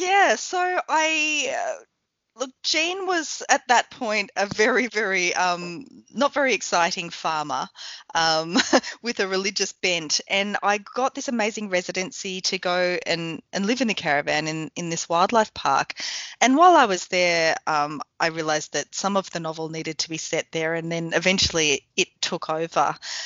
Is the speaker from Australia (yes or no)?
yes; Lakes Entrance, Victoria, Australia; moved away as an adult; also born or lived in Sale, Australia / Queensland, Australia; now in New Zealand; when I was growing up in Lake Sentrance, in Gippsland, in Sale.